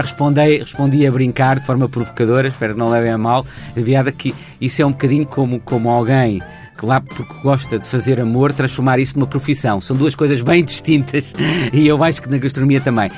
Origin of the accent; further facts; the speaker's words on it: Portugal; nós portugueses